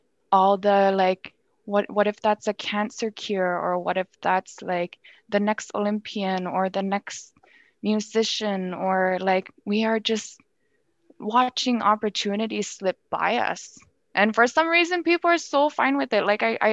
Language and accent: English; Nunavut, Canada; born or raised there; moved away as an adult; now in Ottawa, Canada